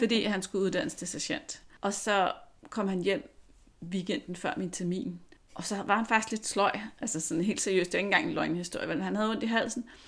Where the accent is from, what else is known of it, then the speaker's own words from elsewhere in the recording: Lyngby, Capital Region of Denmark, Denmark; also born or lived in Virum; jeg kommer fra Lyngby, lidt nord for København